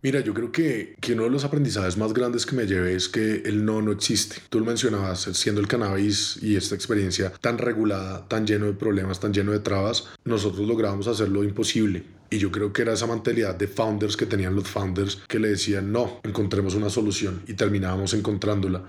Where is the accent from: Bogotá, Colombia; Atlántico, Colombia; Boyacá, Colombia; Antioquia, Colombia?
Bogotá, Colombia; yo soy colombiano, nacido y criado en Bogotá